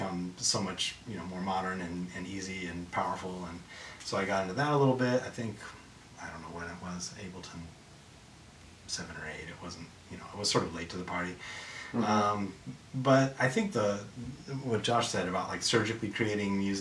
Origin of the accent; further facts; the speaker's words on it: Midwest, United States; I grew up in the Midwest